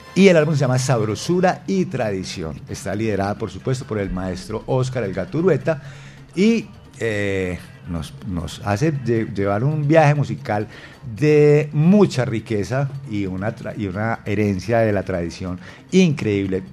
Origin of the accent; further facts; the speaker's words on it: El Retiro, Antioquia, Colombia; en el Alto Estudio, en el Retiro, en, mi tierra